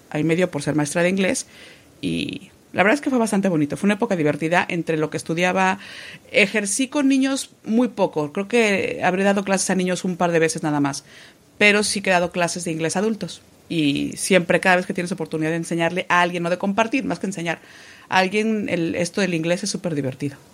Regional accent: Mexico; moved away as an adult; now in Spain

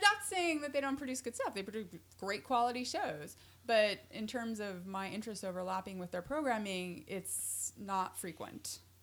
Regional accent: Utah, United States; I'm from Utah

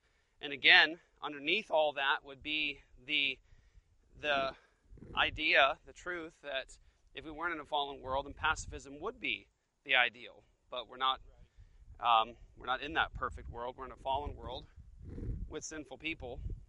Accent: Japan; the karate system that I did growing up in Japan, my dad was military

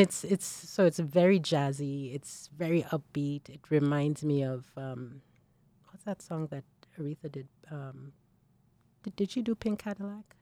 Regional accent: Nigeria; moved away as an adult; as a young, as a young woman, um, growing up in Nigeria. So I was in Nigeria

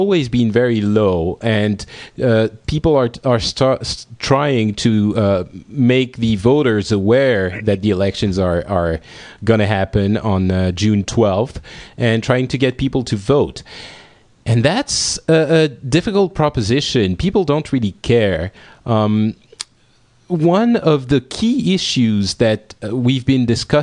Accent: France; our country

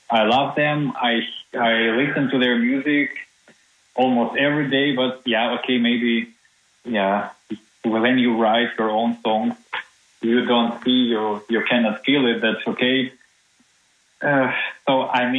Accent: Minsk, Belarus; now in Germany; from Minsk, from my hometown, home city.

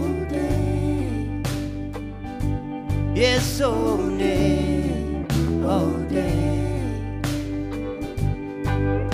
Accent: Durham, North Carolina, United States; we're from Durham, North Carolina, down in the flats

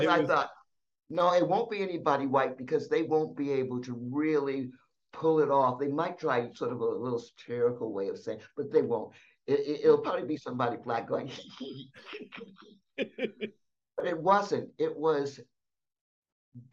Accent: San Diego, California, United States; also born or lived in the South (US); I was born in the South, so I could have an accent, but it was San Diego

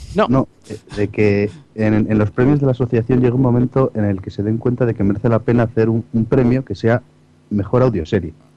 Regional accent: Segovia, Castile and León, Spain; los tres somos de Segovia

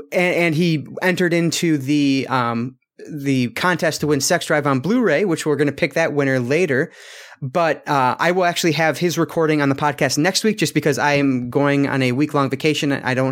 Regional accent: Michigan, United States; I'm from Michigan, but I don't know.

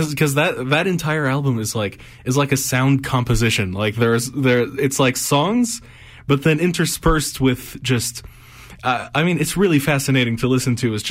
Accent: Egypt; since I'm from Egypt, uh, which is in famously in North Africa.

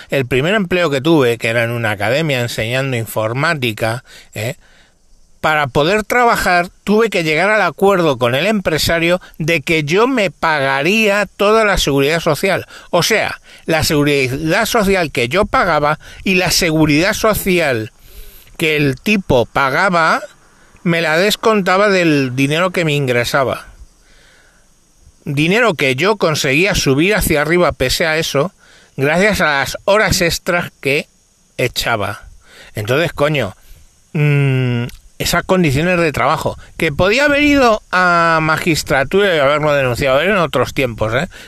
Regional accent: Madrid, Community of Madrid, Spain; born there; teniendo en cuenta que nací, ya lo sabéis, en el Cinturón Rojo de Madrid

